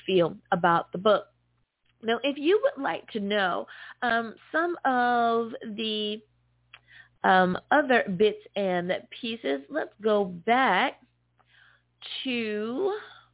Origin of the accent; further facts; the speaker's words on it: United States; my home country, the good old US of A.